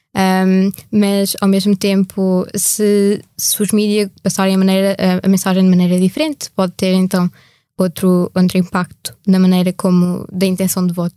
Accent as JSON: {"language": "Portuguese", "country": "Portugal", "said": "que sou portuguesa"}